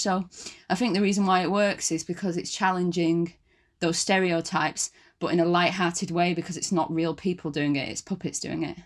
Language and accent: English; Wigan, North West England, United Kingdom; moved away as an adult; now in London, United Kingdom; I'm from Wigan, um, and I was brought up in a Christian community